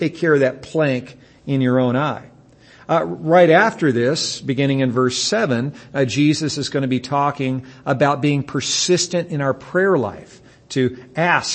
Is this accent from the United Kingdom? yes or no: no; United States; we as English-speaking Americans